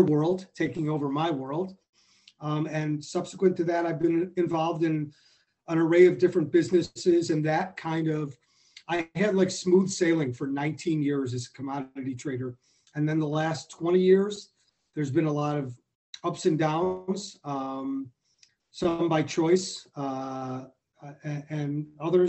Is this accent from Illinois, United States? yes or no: yes; Skokie, Illinois, United States; I grew up in Skokie